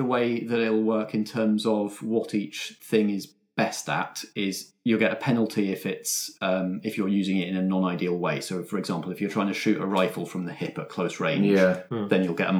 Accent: United Kingdom; Obviously, we are British people

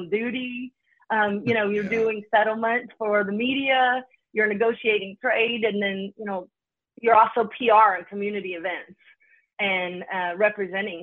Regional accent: Kentucky, United States; moved away as an adult; now in Detroit, United States; I was born in Kentucky

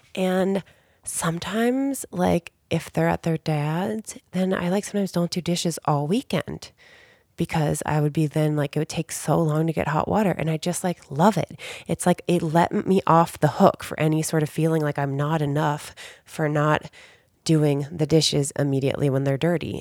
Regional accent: Cincinnati, Ohio, United States; moved away as an adult; also born or lived in Chicago / San Diego; now in Southern California, United States; I grew up in Cincinnati, Ohio

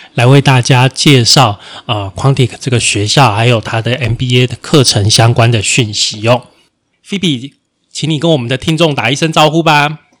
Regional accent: Taiwan; 身为台湾人

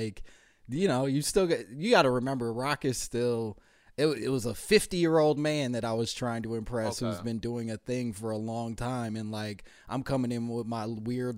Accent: Chicago, Illinois, United States; I'm from Chicago, so Chicago was my team.

